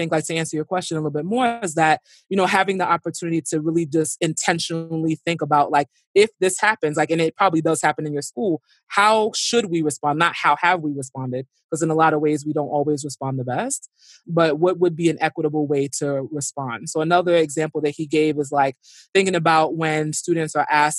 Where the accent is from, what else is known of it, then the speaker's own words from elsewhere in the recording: New York City, New York, United States; I grew up in Brooklyn. You know, I grew up in Flatbush